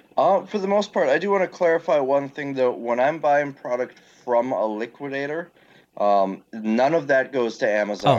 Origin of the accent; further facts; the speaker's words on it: Green Bay, Wisconsin, United States; I got myself a warehouse in Green Bay, my hometown, and started